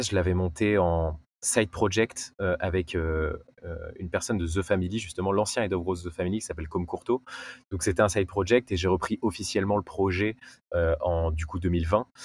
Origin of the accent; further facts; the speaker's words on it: Nice, Provence-Alpes-Côte d'Azur, France; euh, j'ai 28 ans, je suis niçois